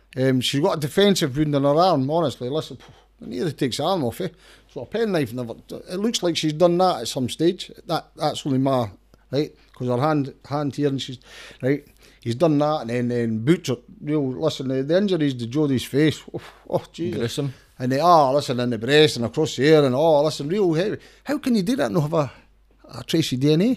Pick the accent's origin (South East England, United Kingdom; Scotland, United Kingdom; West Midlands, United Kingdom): Scotland, United Kingdom; Danderhall; I come from Dander Hall originally